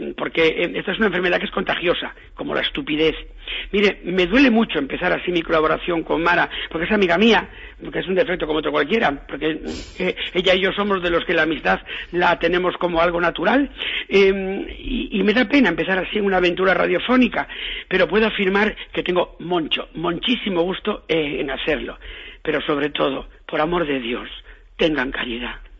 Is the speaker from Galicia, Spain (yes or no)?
yes; Galicia, Spain; en mi tierra, yo que soy gallego